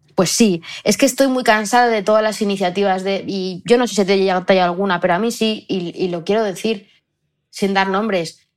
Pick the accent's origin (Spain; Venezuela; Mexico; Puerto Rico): Spain; Belmonte; en mi pueblo de Belmonte hay 2.000 habitantes